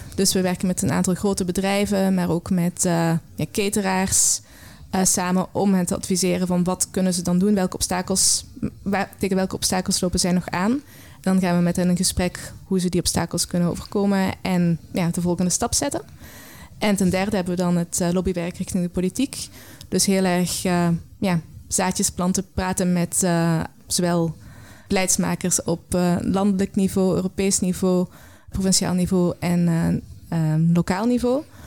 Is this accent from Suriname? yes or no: no; Belgian Limburg, Flanders, Belgium; now in Netherlands; Ik ben eh, opgegroeid in een klein Belgisch Limburgs